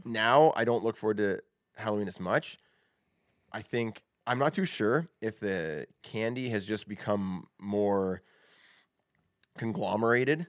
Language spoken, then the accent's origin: English; Canada